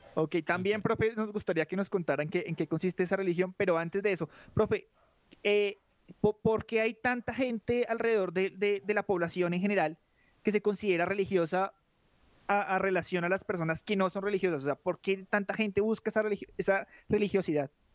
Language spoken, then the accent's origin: Spanish; Colombia; nosotros como colombianos